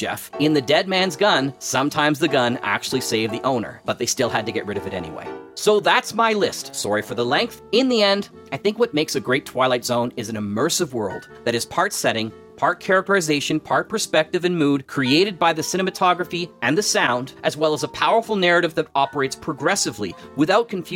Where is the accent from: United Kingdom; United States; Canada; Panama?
Canada; As a Canadian